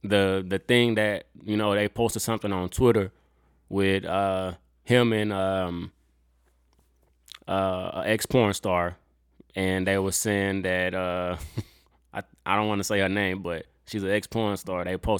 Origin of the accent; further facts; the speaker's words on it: Cleveland, Ohio, United States; I'm from Cleveland, Ohio.